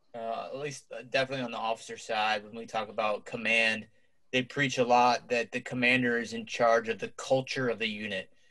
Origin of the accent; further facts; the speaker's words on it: Cincinnati, Ohio, United States; my hometown of Cincinnati, Ohio.